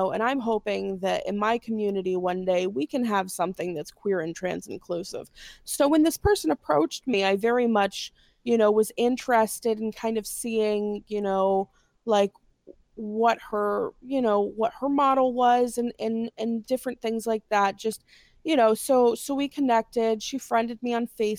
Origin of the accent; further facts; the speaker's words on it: Gary, Indiana, United States; I'm from Gary, Indiana